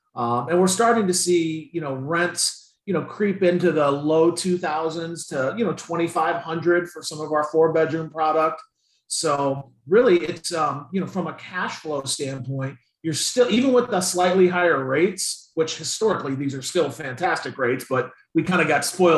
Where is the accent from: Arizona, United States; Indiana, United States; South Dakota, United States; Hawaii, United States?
Indiana, United States; but I moved here 20 years ago from Indiana, and the economy is infinitely more diverse now than what it was